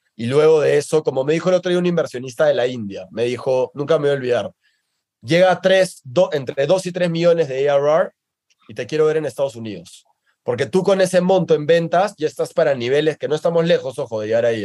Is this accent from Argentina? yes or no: no; Peru; now in Mexico; en mi país